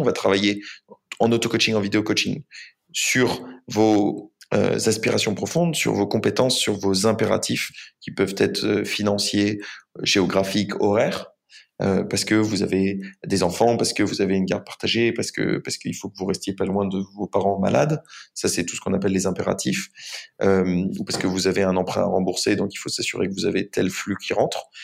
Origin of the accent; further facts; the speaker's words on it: France; je suis français, j'ai 27 ans